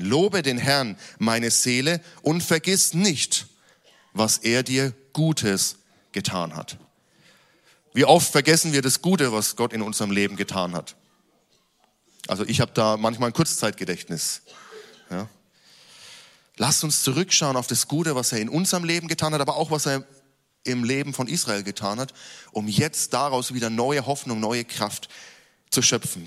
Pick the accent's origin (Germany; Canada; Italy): Germany; gerade als Deutsche